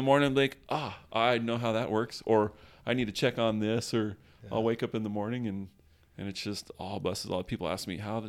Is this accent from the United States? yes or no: yes; California, United States; also born or lived in Las Vegas, United States; I ended up going from Vegas back to California. I grew up in California, and Whittier was the last place that I lived.